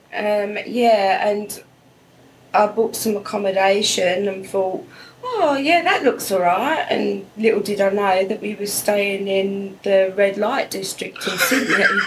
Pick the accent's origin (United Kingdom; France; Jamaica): United Kingdom; England; moved away as an adult; now in Australia; I'm from England, United Kingdom